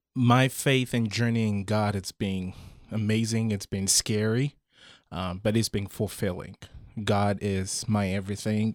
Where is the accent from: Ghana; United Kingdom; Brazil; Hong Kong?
Ghana; moved away as an adult; also born or lived in Saarbrücken, Germany; I grew up in Ghana.